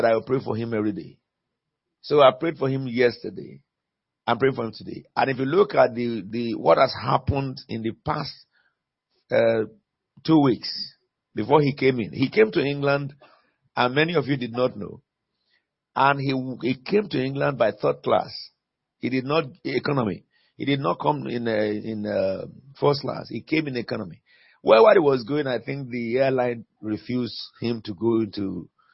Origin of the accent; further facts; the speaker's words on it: Sierra Leone; also born or lived in United Kingdom; I'm a British Sierra Leonean.